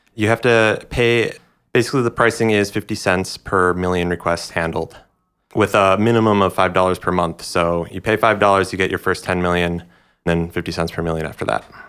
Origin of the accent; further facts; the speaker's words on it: Minneapolis, Minnesota, United States; moved away; my hometown of Minneapolis